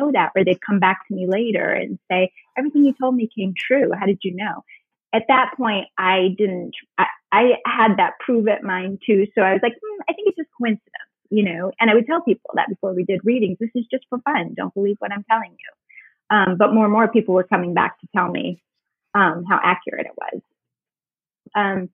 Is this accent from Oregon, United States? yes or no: no; Northern New York, United States; now in Charleston, United States; I grew up in Northern New York as well